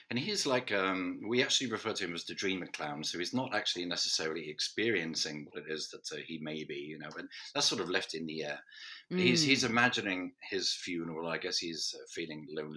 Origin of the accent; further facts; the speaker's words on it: Norwich, East of England, United Kingdom; studying orchestration in my hometown college and university